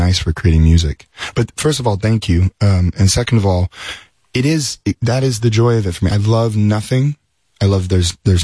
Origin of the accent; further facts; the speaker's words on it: Las Vegas, Nevada, United States; we're from Las Vegas, so everything's strange.